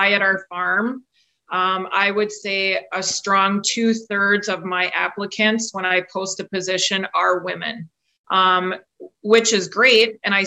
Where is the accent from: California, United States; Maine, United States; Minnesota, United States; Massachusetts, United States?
Minnesota, United States; central; also born or lived in Elmira, Wisconsin; now in Wisconsin, United States; I'm actually a native of central Minnesota, grew up on a registered